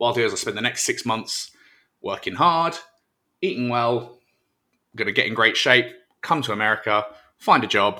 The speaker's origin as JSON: {"language": "English", "country": "United Kingdom", "moved": "as an adult", "lives_now": "United States", "said": "I'm British"}